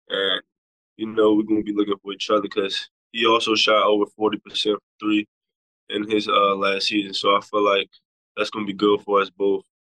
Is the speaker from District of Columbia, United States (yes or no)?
yes; Washington, District of Columbia, United States; this is my hometown school